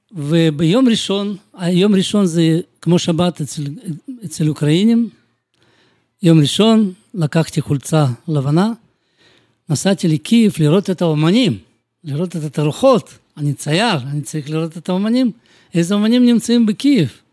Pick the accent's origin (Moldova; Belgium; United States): Moldova; Bălți; Hebrew is a second language; moved away as an adult; also born or lived in Kyiv, Ukraine; now in Jerusalem, Israel; נולדתי אני במולדובה, בעיר בלצי, זה 200 קילומטר מקישינוף.